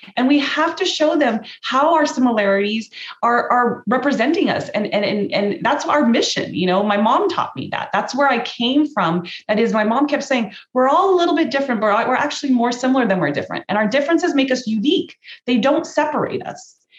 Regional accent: Cerritos, California, United States; I was born in Cerritos, California. I was raised in Cerritos

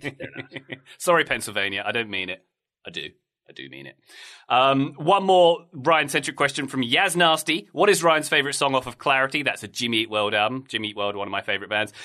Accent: Dartford, South East England, United Kingdom; my hometown of, uh, Dartford, where I grew up

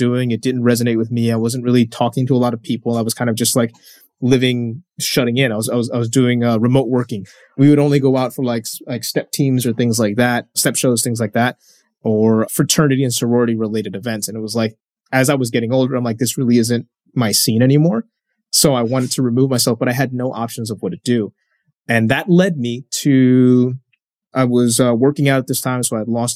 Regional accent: New York, United States; as a New Yorker

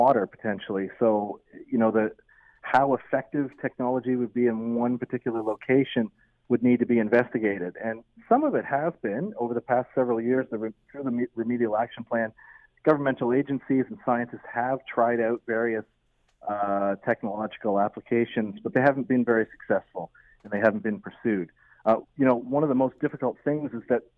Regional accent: Peterborough, Ontario, Canada; moved away as an adult; now in Hamilton, Canada; I grew up in Peterborough

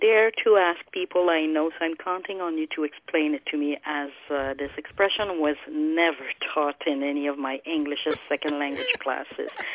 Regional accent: Montreal, Quebec, Canada; English is a second language; now in Calgary, Canada; I've been living in Calgary for 20 years, but I am originally from Montreal. And as a French Canadian

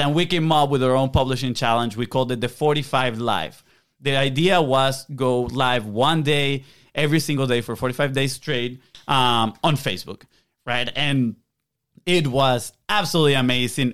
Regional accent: Venezuela; English is a second language; moved away; we're from South America, Venezuela. Uh, we have a little bit of an accent

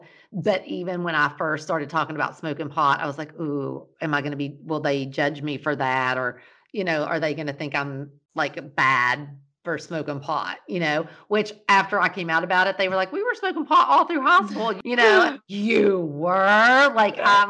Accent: Eastern Kentucky, United States; now in Nashville, United States; I'm from Eastern Kentucky

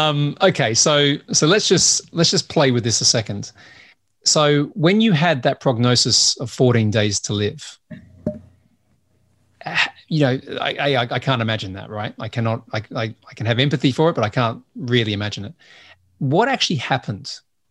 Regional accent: Australia; also born or lived in United States; now in United Kingdom; So partly because I'm Australian, right? And we don't have much culture there. And I now live in the UK. I've lived in the US and my accent's all over the place.

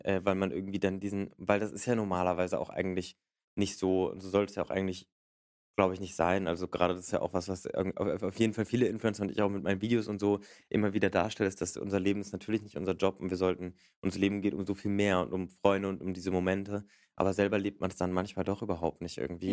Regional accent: Berlin, Germany; Ich komme aus Berlin.

